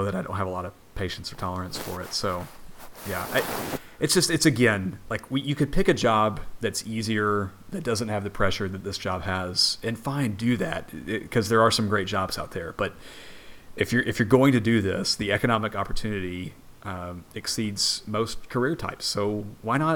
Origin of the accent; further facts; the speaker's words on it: Texas, United States; now in Windsor, United Kingdom; I'm an expat. I am from Texas. I live in Windsor